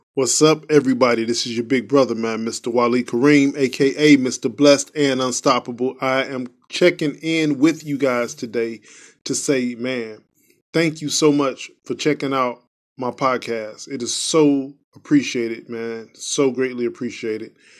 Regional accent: Chicago, Illinois, United States; I'm from Chicago

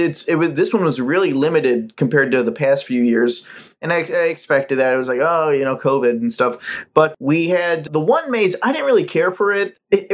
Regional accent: Ohio, United States; also born or lived in California; now in Florida, United States; I grew up in Ohio

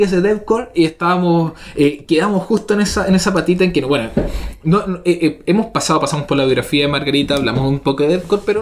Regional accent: Valparaíso, Chile; now in Santiago, Chile; como porteño

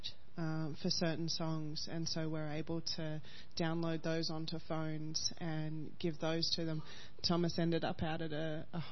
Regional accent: Australia; as an Aussie

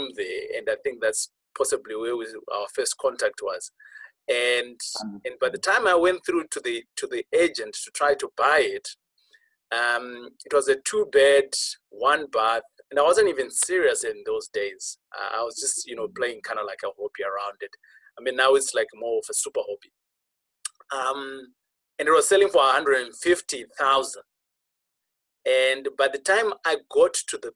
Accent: Zimbabwe; I am from Rhodesia

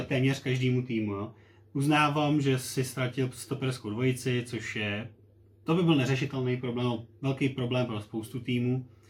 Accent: Plzeň, Plzeň Region, Czechia; jsme oba z Plzně

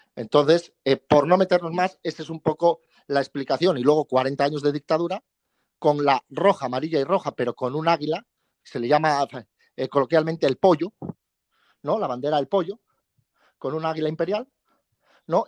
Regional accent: Asturias, Spain; te digo asturiano y español

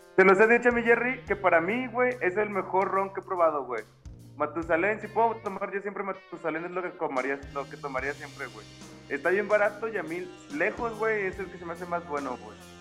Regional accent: Aguascalientes, Mexico; a un lado de Pilar Blanco

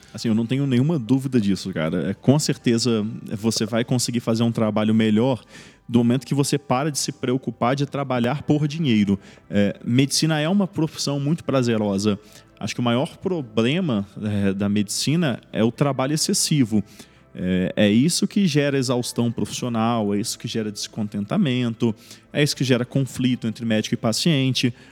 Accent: Espírito Santo, Brazil; moved away as an adult; now in São Paulo, Brazil; eu não sou aqui de São Paulo, né? Eu sou do Espírito Santo.

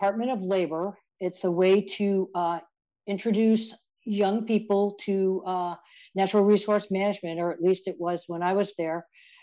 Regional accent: Conway, New Hampshire, United States; also born or lived in Black Hills National Forest; now in Maine, United States; I grew up here in New Hampshire, in Conway, New Hampshire

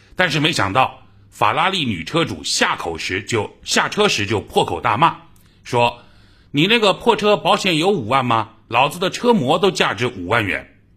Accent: Jiangsu, China; accent: Jiangsu dialect; 在我老家的江苏方言

